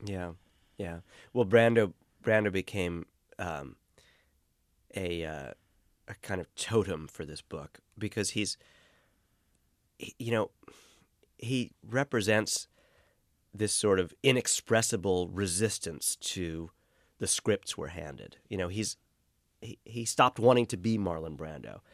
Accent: New York City, New York, United States; Growing up in Brooklyn

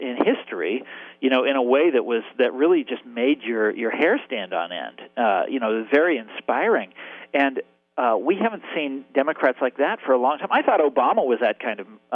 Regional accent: Kansas, United States; my home state of Kansas

